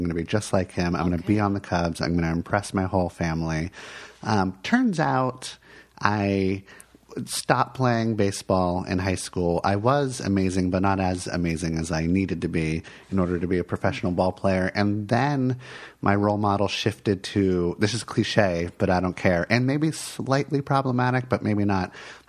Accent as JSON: {"language": "English", "town": "Miami", "region": "Florida", "country": "United States", "tie": "born or raised there", "moved": "yes", "lives_now": "Portland, United States", "said": "I was born in Miami."}